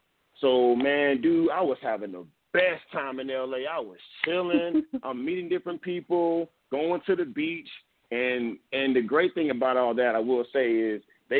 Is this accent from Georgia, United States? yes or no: yes; Atlanta, Georgia, United States; So, like I said, I'm from Atlanta. You know what I mean? Like, let's not forget that.